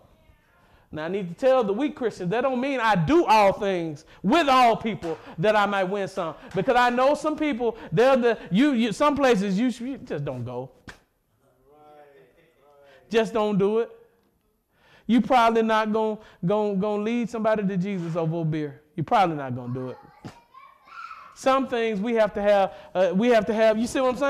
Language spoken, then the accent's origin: English; Mississippi, United States; I'm from Mississippi